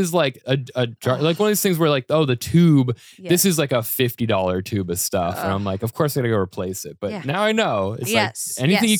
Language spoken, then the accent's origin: English; Colorado, United States; And I'm like, I'm from Colorado where all the berries are poisonous, right?